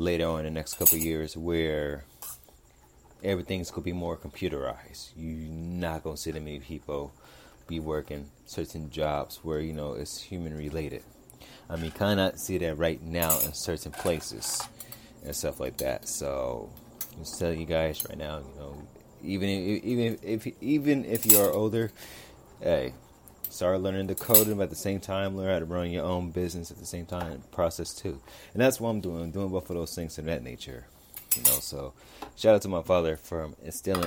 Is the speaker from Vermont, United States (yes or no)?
no; Los Angeles, California, United States; I'm from South Central California, so I really do not live too far from USC